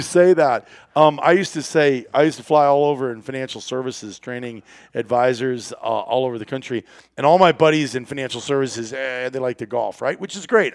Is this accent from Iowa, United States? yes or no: yes; Iowa, United States; I grew up in Iowa